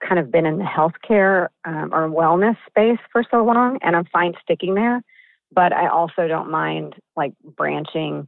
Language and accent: English; Midwest, United States; moved away as an adult; now in Los Angeles, United States; I am from the Midwest.